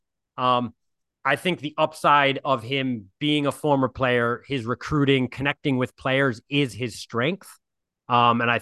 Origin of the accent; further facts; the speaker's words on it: New England, United States; growing up in the Northeast in New England